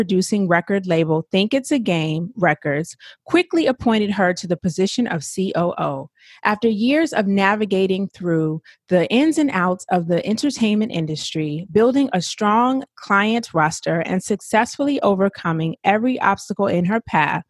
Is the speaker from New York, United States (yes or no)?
no; Atlanta, Georgia, United States; I'm from Atlanta